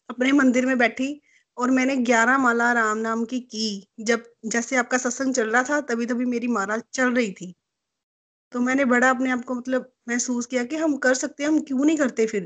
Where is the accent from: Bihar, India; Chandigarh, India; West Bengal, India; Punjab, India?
Punjab, India; Amritsar; हाँ जी अमृतसर से हूँ मैं